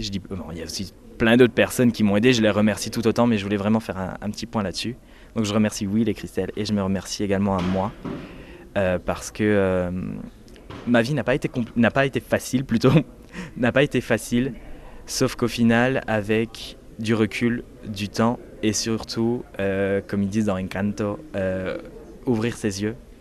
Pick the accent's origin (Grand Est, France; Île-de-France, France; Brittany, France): Grand Est, France; Metz; moved away as an adult; now in Barcelona, Spain; je viens de Moselle, Metz